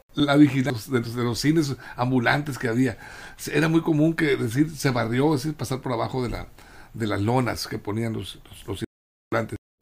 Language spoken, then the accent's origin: Spanish; Mexico; somos los mexicanos